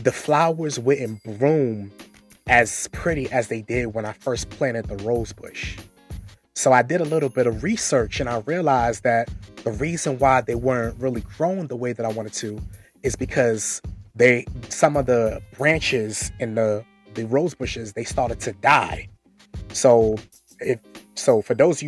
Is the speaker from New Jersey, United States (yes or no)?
no; New York City, New York, United States; moved away; I'm originally from Brooklyn, New York. I grew up in Marlboro Projects, Brooklyn, New York